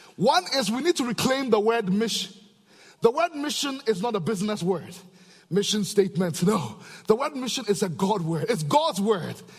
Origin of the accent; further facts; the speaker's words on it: Ghana; back in Africa, I'm from Ghana, West Africa